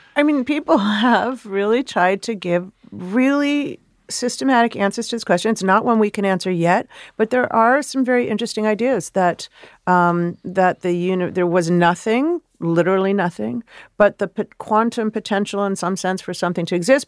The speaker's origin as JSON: {"language": "English", "town": "Chicago", "region": "Illinois", "country": "United States", "tie": "born or raised there", "said": "I'm a city kid. I grew up in Chicago"}